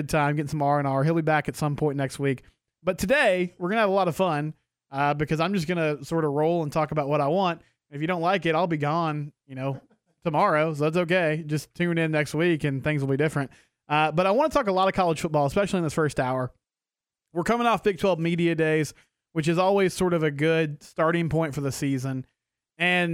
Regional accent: McGregor, Texas, United States; I'm from McGregor

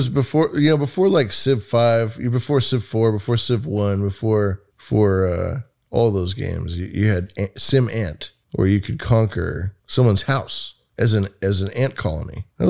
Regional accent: Bay Area, California, United States; I grew up in the Bay Area with Silicon Valley

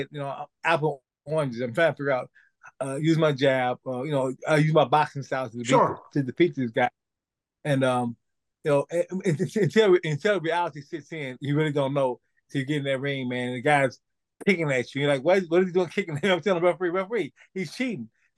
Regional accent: St. Louis, Missouri, United States; I'm originally from St. Louis, Missouri

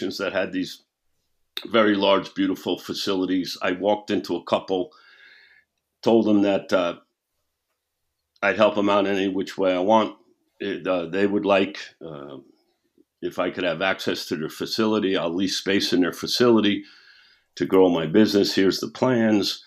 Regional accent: New York City, New York, United States; also born or lived in Scottsdale, Arizona; now in Fort Mill, United States; I'm from New York City. I said, where we grew up, we used to think that there was a pub or a bar and grill on every corner

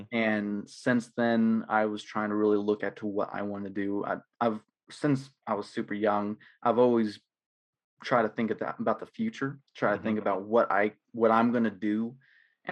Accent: Greenwood, Arkansas, United States; also born or lived in Fort Smith, Arkansas; I was born in Fort Smith, Arkansas. I've lived in Greenwood pretty much my entire life

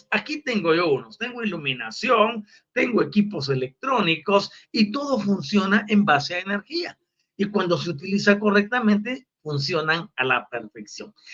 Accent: Buenos Aires Province, Argentina; porque también soy una provincia de Buenos Aires.

